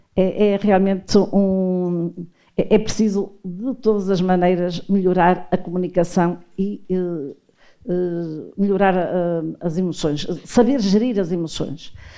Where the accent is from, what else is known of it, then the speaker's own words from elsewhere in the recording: Porto, Norte, Portugal; sou tripeira.